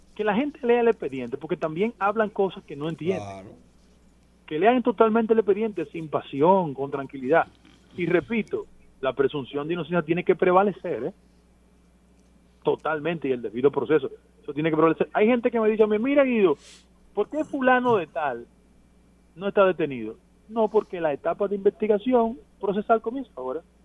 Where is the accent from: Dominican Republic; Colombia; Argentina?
Dominican Republic; como dominicano